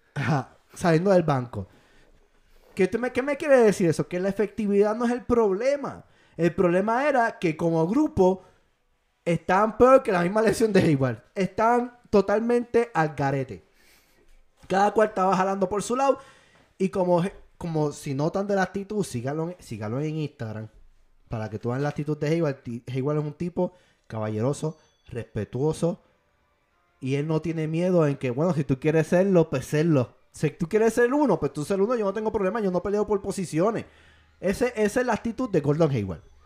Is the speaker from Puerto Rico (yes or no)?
yes; Puerto Rico; Fui seleccionado en mi país de Puerto Rico